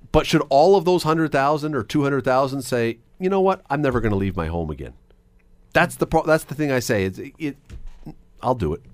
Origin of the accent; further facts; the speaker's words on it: Toronto, Ontario, Canada; moved away as an adult; now in Hamilton, Canada; I grew up in Toronto until I was about nineteen years old